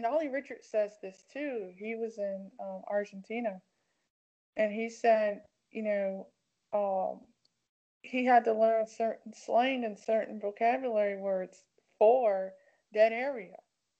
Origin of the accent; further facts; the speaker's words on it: Cleveland, Ohio, United States; I'm from Ohio, so we don't have a lot of, you know, Mexicano y Americana personales, you know, here in Cleveland.